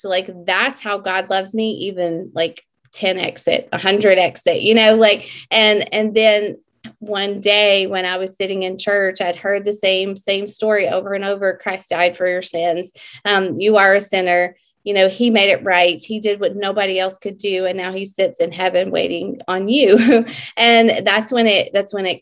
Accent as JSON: {"language": "English", "region": "Mississippi", "country": "United States", "tie": "born or raised there", "said": "I am from Mississippi"}